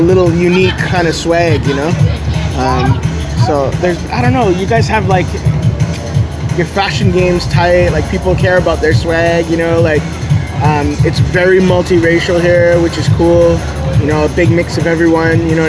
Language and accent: English; Toronto, Ontario, Canada; I'm from Toronto, Canada.